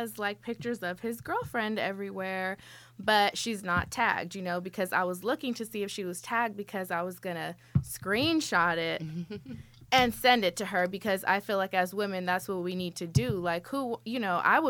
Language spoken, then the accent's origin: English; California, United States; I'm from here, from California